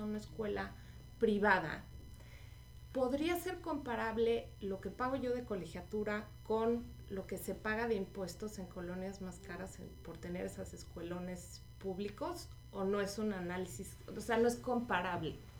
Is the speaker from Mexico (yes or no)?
yes; Mexico; now in Houston, United States; como mexicanos